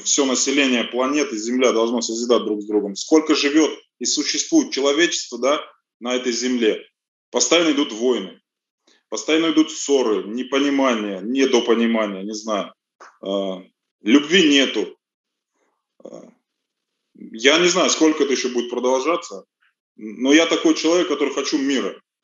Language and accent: Russian; Russia; also born or lived in Armenia; здесь вырос.